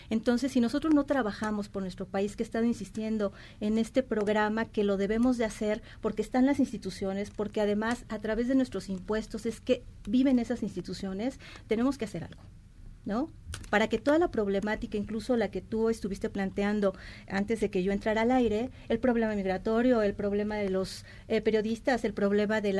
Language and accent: Spanish; Mexico; es una realidad que estamos muy devaluados como mexicanos